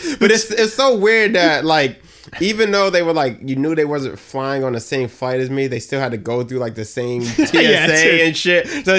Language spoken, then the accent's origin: English; Boston, Massachusetts, United States; also born or lived in the South (US); I grew up in Boston.